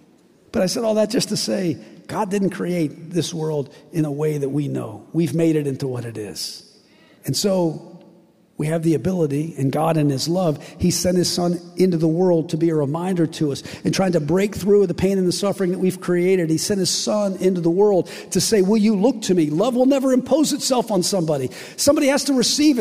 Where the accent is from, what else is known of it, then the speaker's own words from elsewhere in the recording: West Virginia, United States; I'm from West Virginia